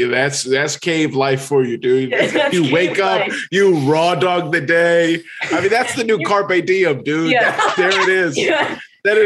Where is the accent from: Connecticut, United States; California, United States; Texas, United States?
California, United States; Los Angeles; also born or lived in Boston; I am from Los Angeles, California. I'm born and raised here. So I grew up here. I left to go to school in Boston, down the green line from you guys at BC. And then I came back.